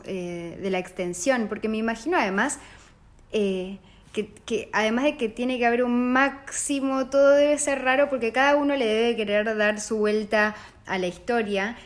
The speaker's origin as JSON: {"language": "Spanish", "country": "Argentina", "tie": "born or raised there", "moved": "yes", "said": "yo soy de Argentina, nací, nací en Argentina"}